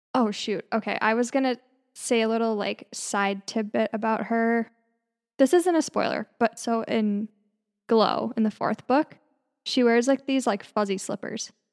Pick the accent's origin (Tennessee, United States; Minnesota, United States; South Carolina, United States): Minnesota, United States; northern; We both grew up in northern Minnesota